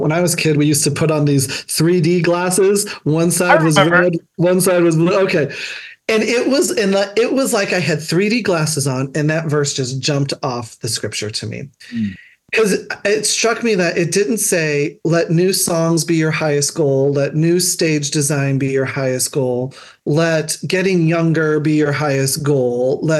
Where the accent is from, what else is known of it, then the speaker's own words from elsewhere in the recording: New Hampshire, United States; I came from New Hampshire.